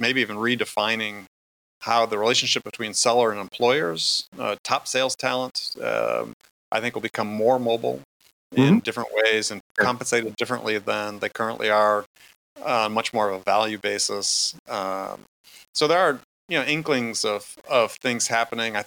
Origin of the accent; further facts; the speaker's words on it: Wisconsin, United States; I grew up in Wisconsin